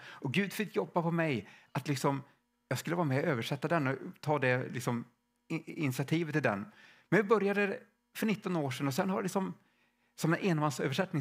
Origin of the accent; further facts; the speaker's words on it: Stockholm, Stockholm County, Sweden; now in Värmland, Sweden; jag kommer från Stockholm från början och vi bor i Värmland